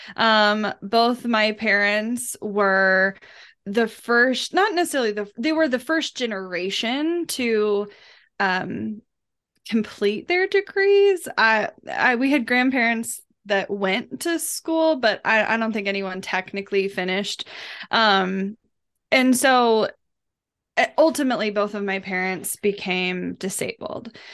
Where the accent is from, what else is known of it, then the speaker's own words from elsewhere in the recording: Kansas City, Missouri, United States; I grew up in Kansas City, um, while I lived on the outskirts of the metro, I technically lived in a rural community